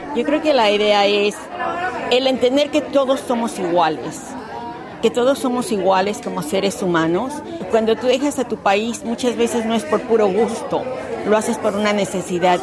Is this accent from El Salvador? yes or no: no; Mexico; now in Australia; soy mexicana, sí, la comida está aquí, los colores están aquí, la música